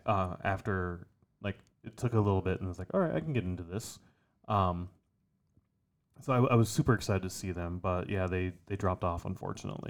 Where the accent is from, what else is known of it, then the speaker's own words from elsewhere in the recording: Iowa, United States; we grew up in Iowa